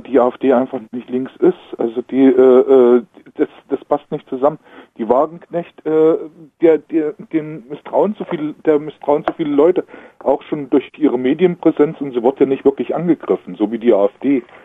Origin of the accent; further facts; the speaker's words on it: eastern Germany, East Germany, Germany; hier bei uns im Osten